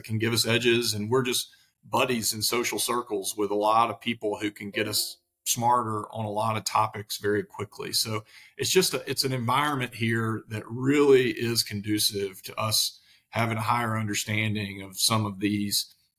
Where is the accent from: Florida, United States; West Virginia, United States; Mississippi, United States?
Mississippi, United States; moved away as an adult; now in Nashville, United States; I'm actually originally from Mississippi, as you can probably hear, but about 10 years ago, like everybody else, I moved to Nashville.